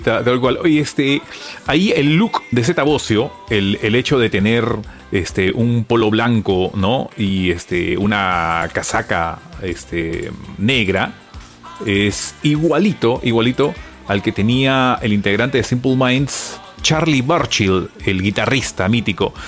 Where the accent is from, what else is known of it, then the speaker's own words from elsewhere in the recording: Peru; para los que somos peruanos